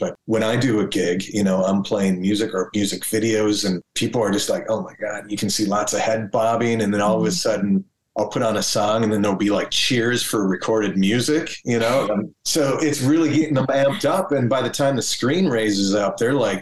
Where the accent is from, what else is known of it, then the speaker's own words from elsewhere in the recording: Minneapolis, Minnesota, United States; being able to like go dance at a club downtown Minneapolis with friends